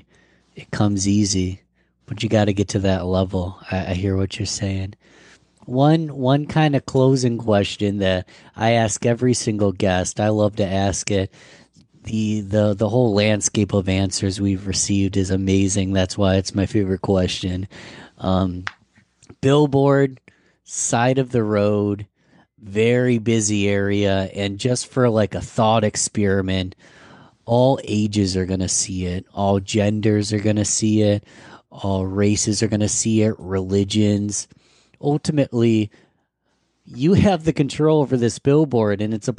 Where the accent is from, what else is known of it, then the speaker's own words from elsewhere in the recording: Colorado, United States; moved away; I come from Colorado